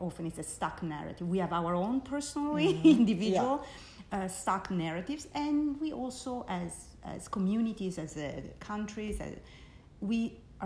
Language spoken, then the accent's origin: English; New York City, New York, United States; moved away as an adult; I'm from the Bronx